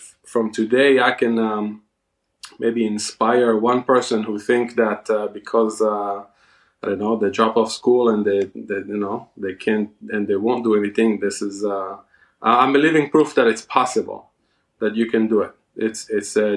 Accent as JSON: {"language": "English", "country": "Israel", "tie": "born or raised there", "also_born_or_lived": "India / Baltimore, Maryland", "moved": "as an adult", "lives_now": "West Virginia, United States", "said": "I was born in Israel"}